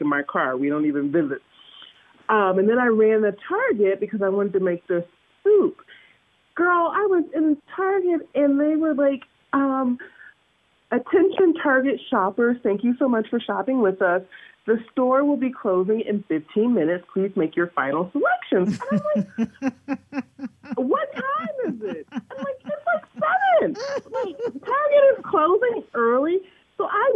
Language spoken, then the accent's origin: English; Atlanta, Georgia, United States; now in Minnesota, United States; I'm originally from Atlanta, Georgia